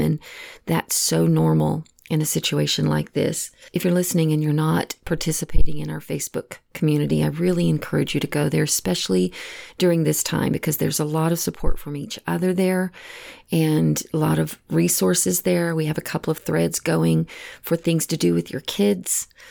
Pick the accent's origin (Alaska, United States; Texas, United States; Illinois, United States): Texas, United States; moved away; I know I'm originally from Texas and all of my family still lives back